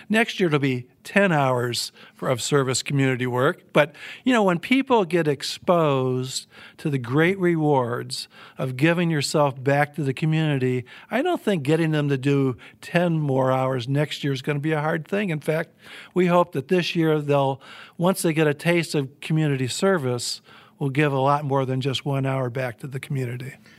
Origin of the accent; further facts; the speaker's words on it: Midwest, United States; like a lot of kids in the nineteen fifties and sixties growing up in the Midwest